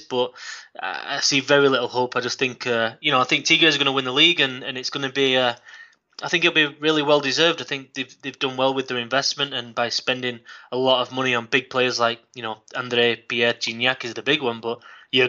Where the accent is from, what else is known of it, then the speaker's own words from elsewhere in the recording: Manchester, North West England, United Kingdom; moved away as an adult; now in Guadalajara, Mexico; I'm from Manchester in England, and I've been here, it's coming on to 8 years now